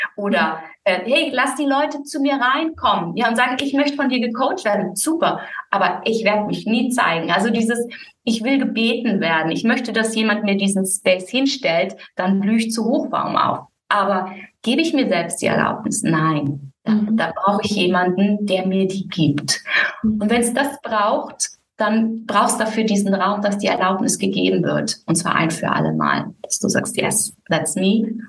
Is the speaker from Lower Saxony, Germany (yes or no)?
no; Müllheim, Baden-Württemberg, Germany; moved away as an adult; also born or lived in Berlin; now in Algarve, Portugal; ich bin in Müllheim mit Doppel-L aufgewachsen